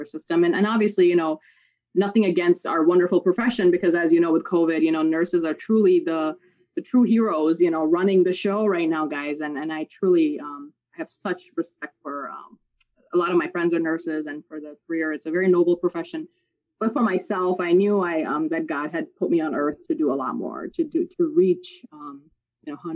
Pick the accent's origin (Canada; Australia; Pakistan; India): Pakistan; moved away; I was born overseas in Pakistan